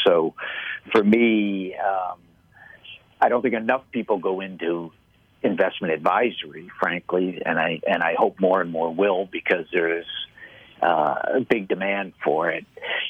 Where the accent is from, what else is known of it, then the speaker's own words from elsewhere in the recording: Boston, Massachusetts, United States; I grew up in Boston, and he would stand at the front door and greet everybody who made it in on a snow day to the bank and thank them for coming.